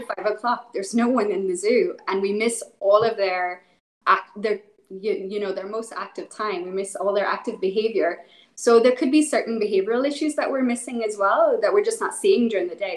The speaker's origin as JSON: {"language": "English", "region": "Northern Ireland", "country": "United Kingdom", "tie": "born or raised there", "said": "so I'm originally from Northern Ireland. Um, so I, I, grew up in the middle of nowhere, lots of cows, lots of sheep"}